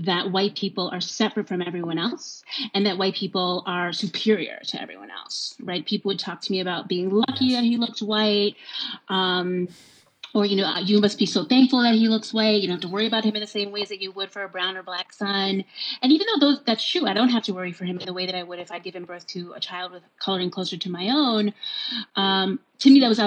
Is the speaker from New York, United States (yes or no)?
yes; New York, United States; I grew up in New York.